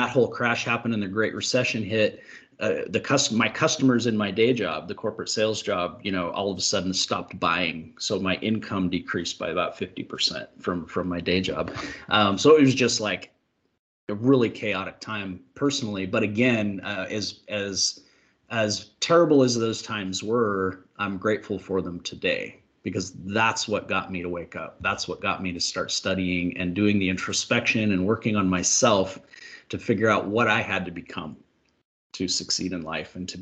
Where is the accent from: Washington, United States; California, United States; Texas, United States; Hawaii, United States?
Washington, United States; I'm from Washington State here in the Pacific Northwest